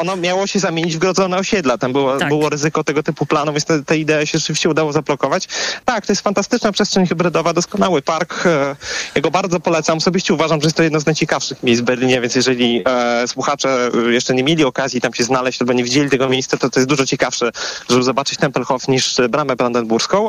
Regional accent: Warsaw, Masovian Voivodeship, Poland; ja sam zresztą jestem osobą z Warszawy

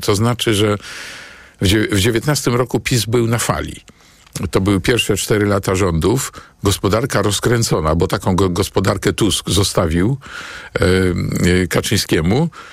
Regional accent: Warsaw, Masovian Voivodeship, Poland; senatorem na Pradze, e, dzielnicy, gdzie się urodziłem e, i w pewnym stopniu wychowałem

